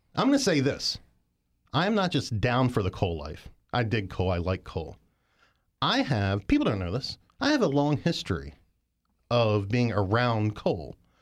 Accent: West Virginia, United States; moved away; I lived one other place when I was growing up in West Virginia, also a coal mining town

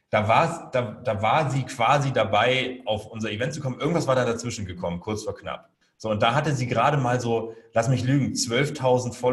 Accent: Hamburg, Germany; Meine Familie und wahrscheinlich so der nordische Hintergrund. Also ich komme halt aus Hamburg und so.

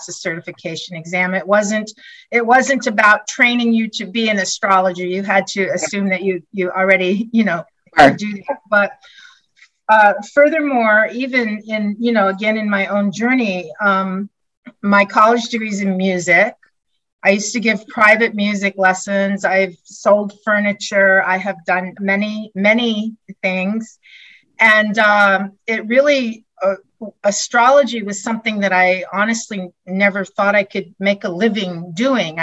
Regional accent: Colorado, United States; moved away as an adult; now in Maine, United States; I grew up in Colorado

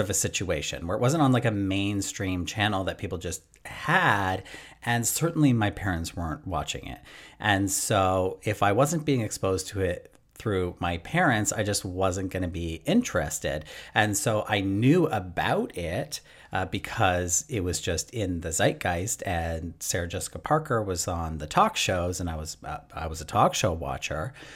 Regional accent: Canada; obviously I'm Canadian

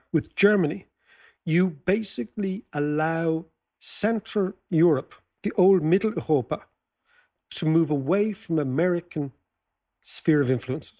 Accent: Ireland; As Irish people

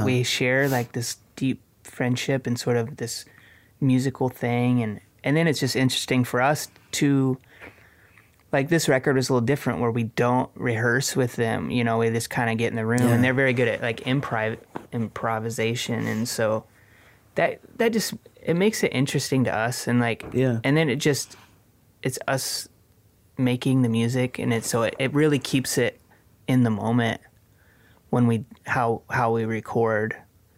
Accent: Iowa, United States; we grew up in Iowa

